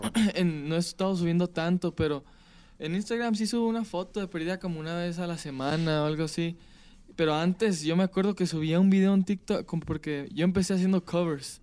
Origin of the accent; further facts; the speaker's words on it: Palm Springs, California, United States; Yo soy de California, nací en California